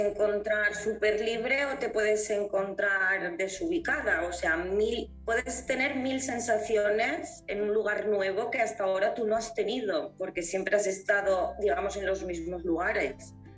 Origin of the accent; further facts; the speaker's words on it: Valencia, Valencian Community, Spain; also born or lived in England / Italy; yo que soy valenciana